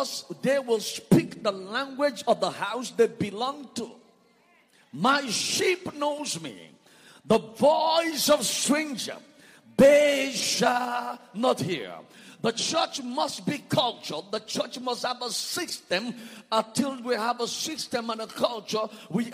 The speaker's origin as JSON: {"language": "English", "country": "Nigeria", "said": "I come from Nigeria"}